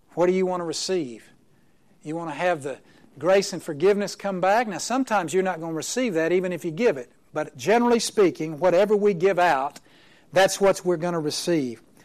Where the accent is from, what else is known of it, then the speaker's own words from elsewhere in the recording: Oklahoma, United States; I'm from Oklahoma